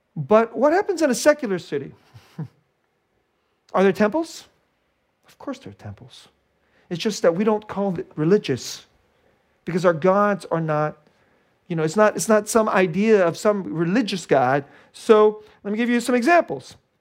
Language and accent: English; Bay Area, California, United States; I'm from the Bay Area. It's a very secular place.